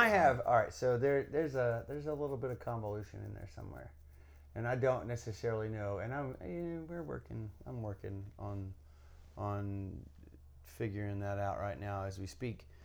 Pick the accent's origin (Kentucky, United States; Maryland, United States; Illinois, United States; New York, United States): Kentucky, United States; my home state, Kentucky